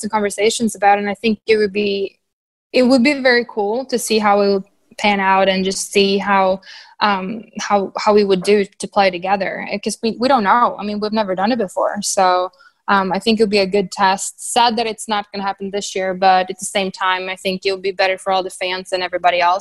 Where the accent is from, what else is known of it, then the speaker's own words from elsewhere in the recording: Sweden; moved away; I'm from Sweden. So I love going home.